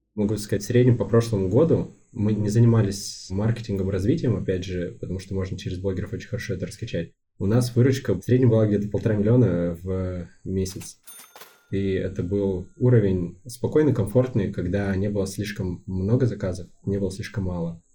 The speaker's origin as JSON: {"language": "Russian", "town": "Yekaterinburg", "region": "Sverdlovsk Oblast", "country": "Russia", "tie": "born or raised there", "said": "Это мой родной город, да. Я успел много где побывать за свою жизнь, но вернулся сюда"}